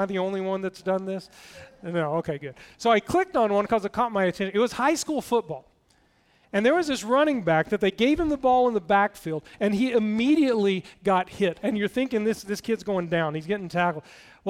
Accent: Tennessee, United States; One thing you need to know, I grew up in East Tennessee, just next to Knoxville, and I lost my accent years ago.

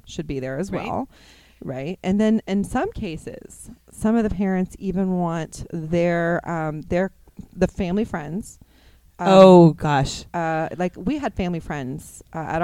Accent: Dallas, Texas, United States; moved away as an adult; now in Kansas City, United States; I grew up in Texas, you know, the kind of the Dallas area.

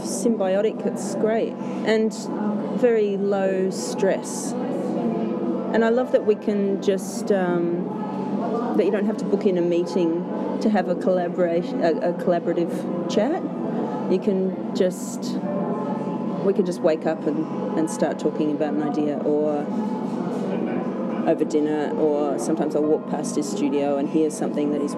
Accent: Canada; I grew up in Canada

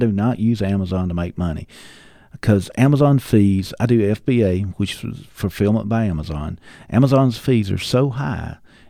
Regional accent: Georgia, United States; No, I was raised in Northeast Georgia, in Banks County, which is most people will never know where Banks County is

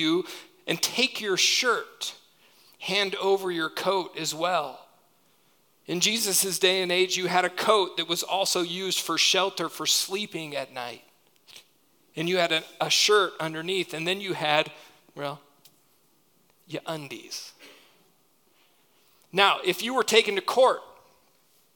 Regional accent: United States; we do as American Christians

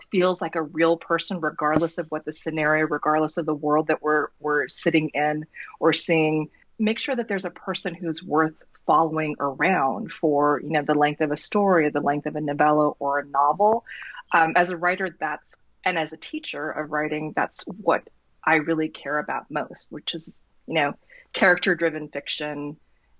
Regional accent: North Dakota, United States; me growing up in North Dakota, I always felt like I sort of stood out in this place that wasn't particularly diverse.

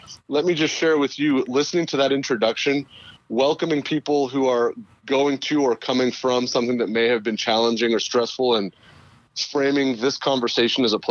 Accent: Northern California, United States; moved away; also born or lived in Houston / Los Angeles; I grew up in Northern California

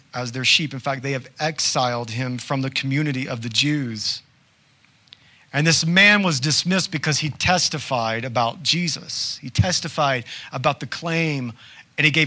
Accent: the South, United States; I'm from the South, y'all.

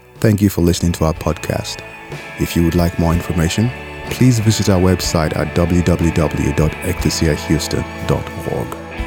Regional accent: Maryland, United States; moved away; I'm from Maryland

